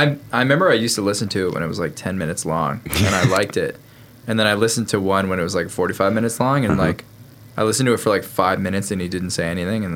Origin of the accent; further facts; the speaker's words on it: Connecticut, United States; all three of us grew up in Connecticut.